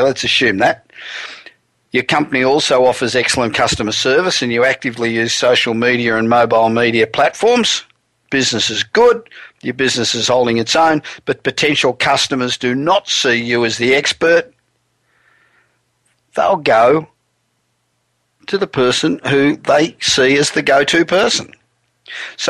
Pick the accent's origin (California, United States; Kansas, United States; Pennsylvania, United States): California, United States; Los Angeles; Coming to you this week from my hometown of Los Angeles